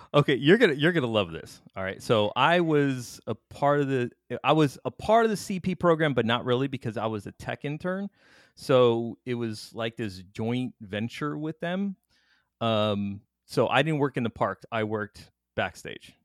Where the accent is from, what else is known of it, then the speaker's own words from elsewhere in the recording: Miami, Florida, United States; I'm from Miami